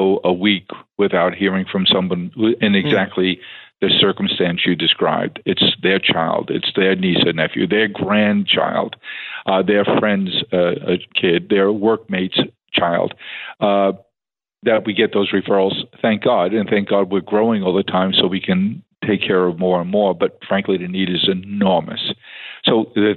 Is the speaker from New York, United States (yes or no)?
yes; New York City, New York, United States; also born or lived in Staten Island; now in Long Island, United States; We weren't affluent and grew up in Staten Island. We grew up in Queens